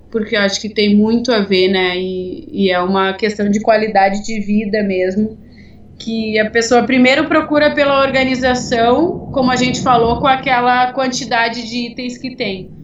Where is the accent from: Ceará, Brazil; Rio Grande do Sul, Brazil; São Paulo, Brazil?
Rio Grande do Sul, Brazil; Porto Alegre; eu sou de Porto Alegre